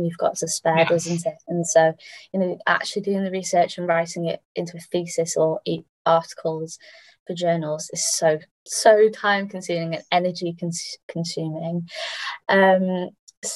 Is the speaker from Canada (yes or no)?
no; United Kingdom; as British researchers